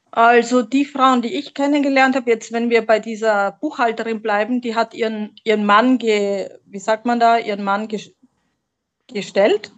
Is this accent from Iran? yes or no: no; Graz, Styria, Austria; accent: Austrian; also born or lived in Slovenia / Munich, Germany; now in Mallorca, Spain; geboren, geboren bin ich tatsächlich in Österreich. Man, okay. manche hören es und sagen, ah ja, da ist der österreichische Dialekt. Ja. Aus der Steiermark, aus der wunderschönen Steiermark, aus Graz